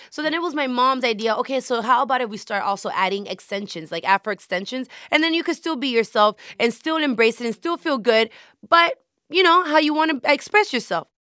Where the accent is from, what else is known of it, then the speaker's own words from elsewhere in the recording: Hialeah, Florida, United States; I was born and raised in Miami.